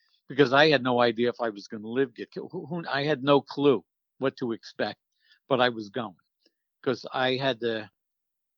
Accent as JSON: {"language": "English", "area": "Long Island, the Hamptons", "region": "New York", "country": "United States", "tie": "born or raised there", "said": "I grew up on Long Island in the Hamptons"}